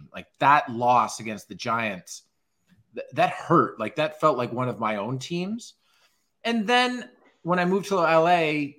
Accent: Toronto, Ontario, Canada; now in Los Angeles, United States; growing up in Toronto

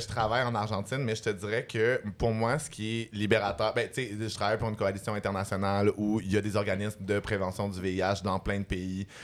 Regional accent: Montreal, Quebec, Canada; j'ai grandi dans Villeray avec euh, mes mères lesbiennes

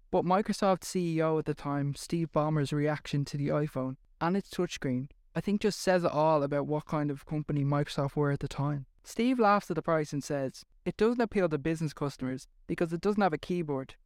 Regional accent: Ireland; accent: Irish; Well, I am Irish

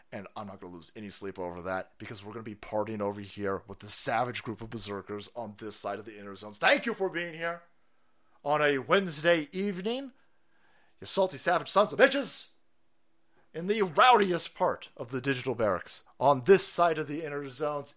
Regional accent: United States; as an American

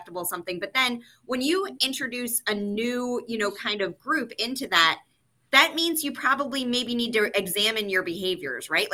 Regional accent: the South, United States; moved away; I am originally from the South, so I am a big like honey, sweetie, like all of that kind of stuff naturally as a part of my language.

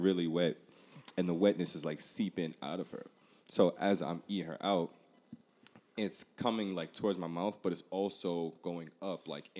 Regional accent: Jamaica; We're Jamaican.

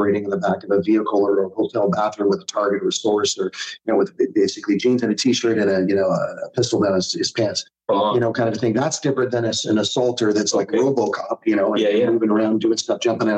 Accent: Canada; a Canadian guy

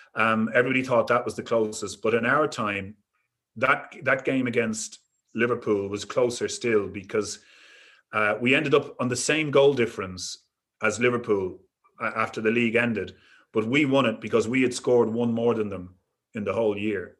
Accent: Dublin, Leinster, Ireland; I was brought up in Dublin, in Crumlin

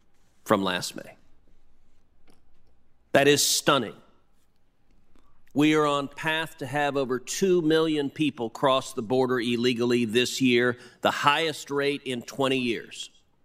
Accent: Texas, United States; My home state of Texas is bearing the brunt of this crisis.

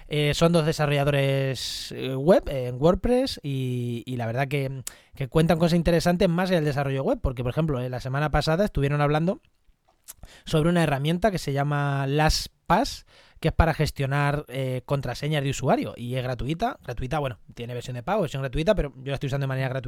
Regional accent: Andalusia, Spain; cuando me pilla en Granada, en mi pueblo, en no sé dónde.

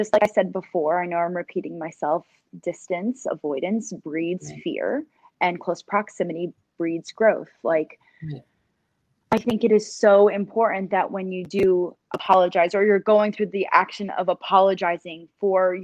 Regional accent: New York, United States; I'm from New York

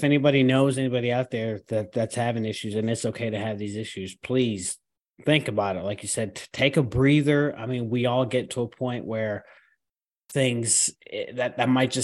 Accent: New York, United States; moved away; I'm a Northerner, I'm from New York.

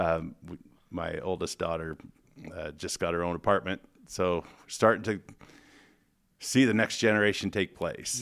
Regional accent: Fortine, Montana, United States; moved away as an adult; now in Spokane, United States; I grew up in Northwest Montana, ran around the woods, played with sticks

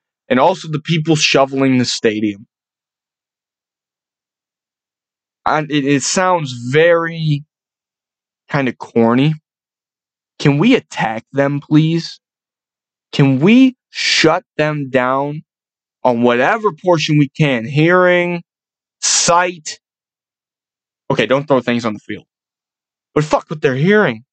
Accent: Buffalo, New York, United States; We're from Buffalo

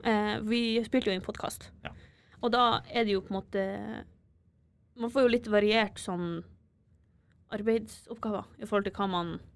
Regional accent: Bodø, Nordland, Norway; moved away as an adult; now in Trondheim, Norway; Jeg er fra Bodø

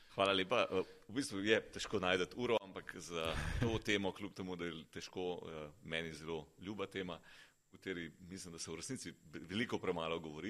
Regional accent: Slovenia

